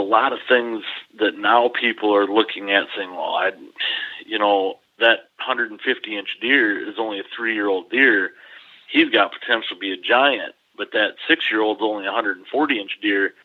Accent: Dodgeville, Wisconsin, United States; I grew up here in Dodgeville

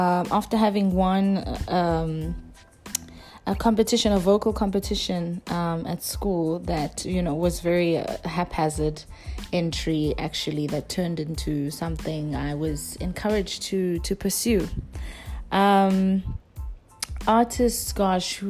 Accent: Durban, KwaZulu-Natal, South Africa; moved away; the first time I performed home in South Africa was in Durban, my hometown

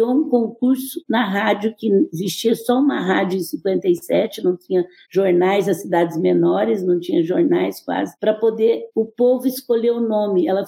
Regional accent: Franca, São Paulo, Brazil; brinco que eu sou mais mineira do que paulista, porque Franca é é mineiro e 30% é filho de mineiro.

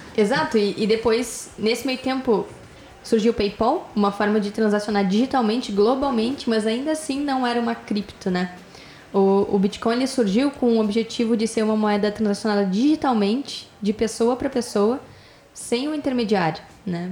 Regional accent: Porto Alegre, Rio Grande do Sul, Brazil; Nós somos de Porto Alegre, Rio Grande do Sul

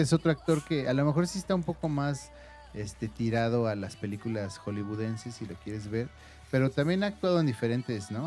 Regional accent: Mexico; nosotros como mexicanos creo que somos muy apegados a la familia

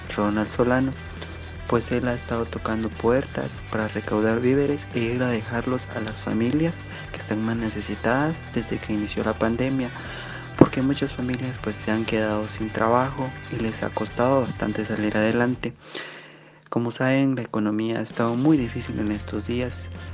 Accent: San Pedro Carchá, Alta Verapaz, Guatemala; del municipio de San Pedro Carchá de Alta Verapaz

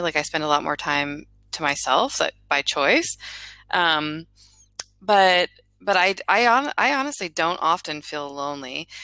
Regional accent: Florida, United States; also born or lived in Miami; I grew up in Florida, and then I went to college in Miami, and I ended up staying in that area for 13 years.

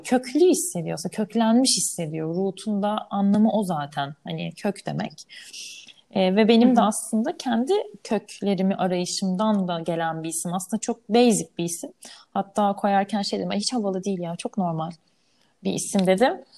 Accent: Istanbul, Turkey; İstanbul'da yaşıyorum, burada doğdum, büyüdüm.

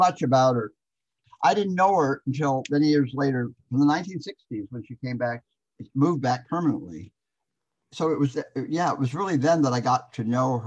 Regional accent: Los Angeles, California, United States; Three generations deep in Los Angeles natives

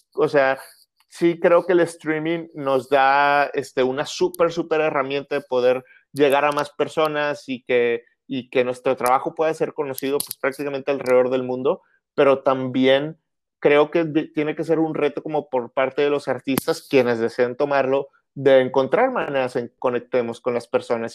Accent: Monterrey, Nuevo León, Mexico; soy de Monterrey, soy de Monterrey, exactamente, nací aquí

